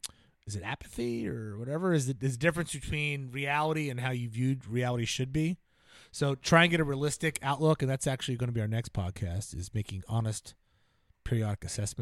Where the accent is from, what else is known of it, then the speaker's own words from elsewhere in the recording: New Jersey, United States; Well, I grew up in New Jersey. Everybody's got a basement, so you just go out in the basement.